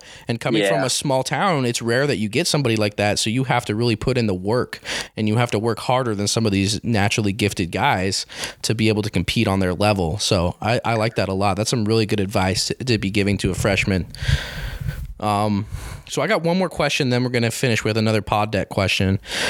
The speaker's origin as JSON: {"language": "English", "town": "Grantsville", "country": "United States", "tie": "born or raised there", "said": "and I'm from the Grantsville area, so I was born and bred disliking Morgan and what they stand for."}